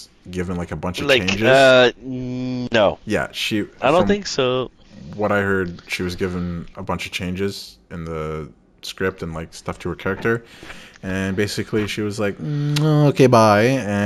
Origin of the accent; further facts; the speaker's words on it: Canada; we're Canadian